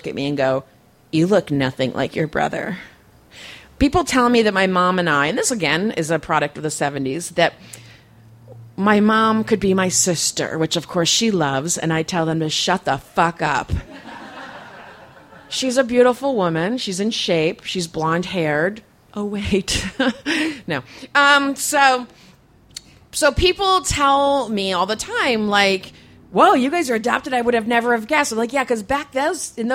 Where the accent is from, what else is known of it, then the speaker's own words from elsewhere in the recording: East Coast, United States; now in San Diego, United States; I'm from the East Coast